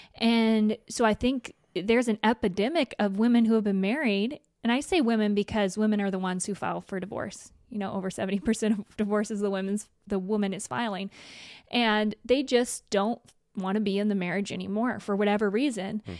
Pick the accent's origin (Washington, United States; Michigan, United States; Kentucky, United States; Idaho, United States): Idaho, United States; I'm from Idaho